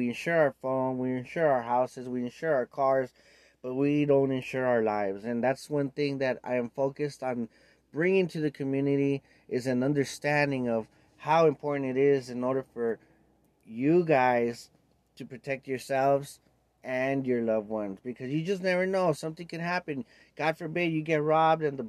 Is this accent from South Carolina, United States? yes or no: no; Los Angeles, California, United States; I was born and raised in East